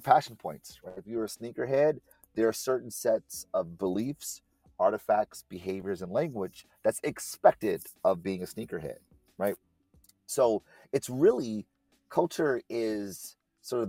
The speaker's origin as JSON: {"language": "English", "town": "Detroit", "region": "Michigan", "country": "United States", "tie": "born or raised there", "said": "born and raised in Detroit."}